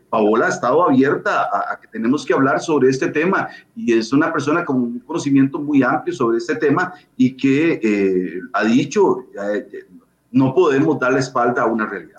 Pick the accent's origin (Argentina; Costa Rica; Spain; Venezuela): Costa Rica; como costarricenses